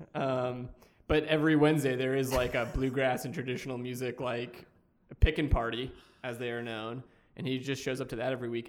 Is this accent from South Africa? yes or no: no; Boston, Massachusetts, United States; in Boston, where I'm from